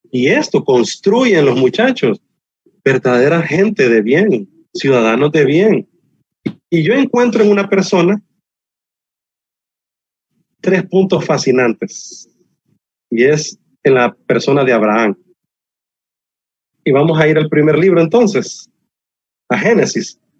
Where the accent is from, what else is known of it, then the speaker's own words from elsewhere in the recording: Honduras; Bella es mi tierra, Honduras.